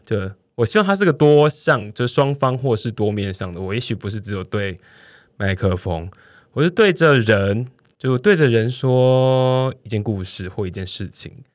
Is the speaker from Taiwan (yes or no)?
yes; Pingtung County, Taiwan; 屏东的，哦，我的家乡，屏东县